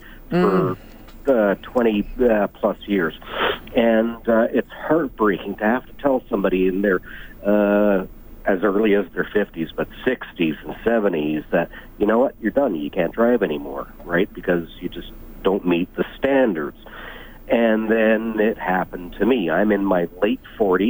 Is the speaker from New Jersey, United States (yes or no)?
yes; New Jersey, United States; I grew up in New Jersey